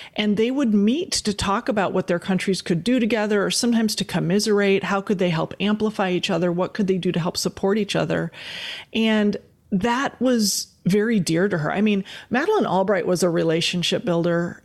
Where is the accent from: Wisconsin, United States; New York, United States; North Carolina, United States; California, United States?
Wisconsin, United States; West Bend; also born or lived in Green Bay, Wisconsin; we were raised in West Bend, Wisconsin